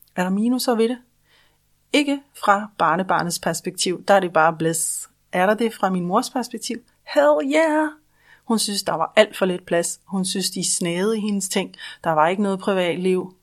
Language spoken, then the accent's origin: Danish; Denmark; Vi er i Danmark jo en husejernation.